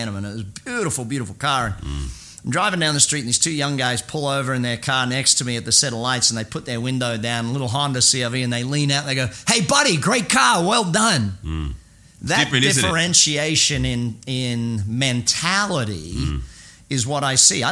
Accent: Brisbane, Queensland, Australia; moved away as an adult; now in United States; my hometown of Brizzy

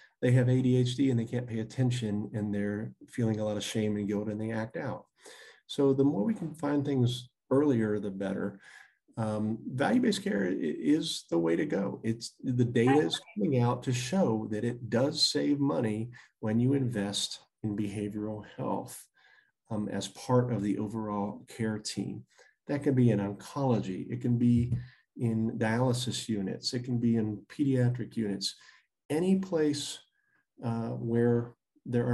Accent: Virginia, United States; even rural areas in Virginia, my home state

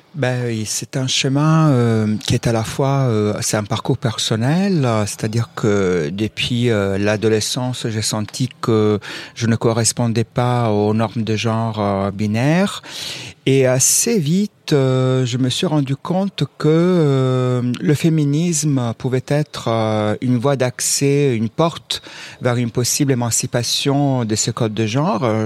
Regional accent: Southern Italy, Italy; moved away; je viens aussi du sud de l'Italie

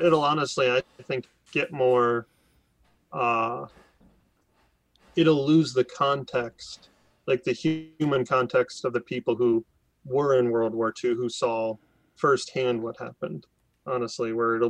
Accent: United States; I'm an American

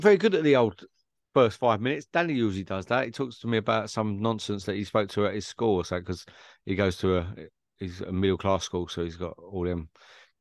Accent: England, United Kingdom; Me being the Englishman

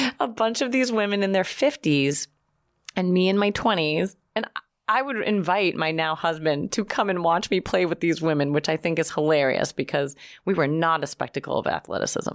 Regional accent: Boston, Massachusetts, United States; now in New York, United States; I'm from Boston

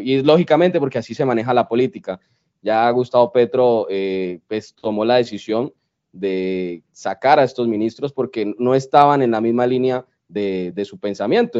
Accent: Colombia; somos colombianos

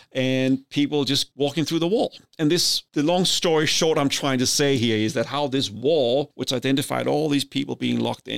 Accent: Denmark; So as we've talked about before, I grew up in Denmark. I grew up in the 70s. This is a time when the Cold War is at its height.

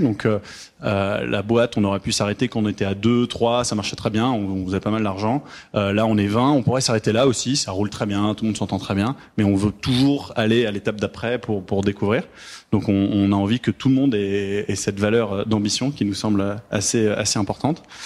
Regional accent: France; moved away as an adult; now in Montreal, Canada; on est des Français immigrés au Canada qui ont créé au Québec, qui ont créé une boîte au Québec

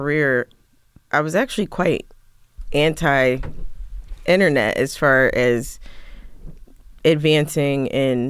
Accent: Philadelphia, Pennsylvania, United States; So in Philly, I grew up in Philly and like, I just went to, you know, regular old public school.

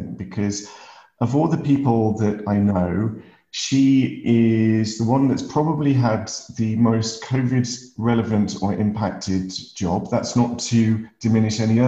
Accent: Lake District, North West England, United Kingdom; as a kid growing up in the Lake District, climbing hills

